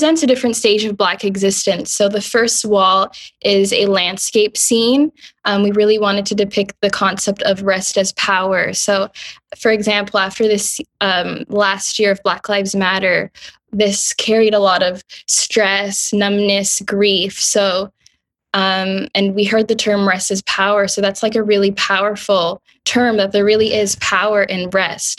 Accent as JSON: {"language": "English", "town": "Ottawa", "region": "Ontario", "country": "Canada", "tie": "born or raised there", "said": "but I was raised in Ottawa"}